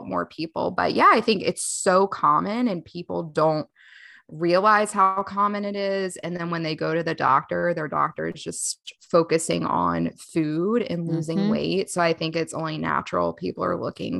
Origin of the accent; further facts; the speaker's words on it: Charlotte, North Carolina, United States; I'm from Charlotte, North Carolina, and prior to the pandemic, I had a brick and mortar practice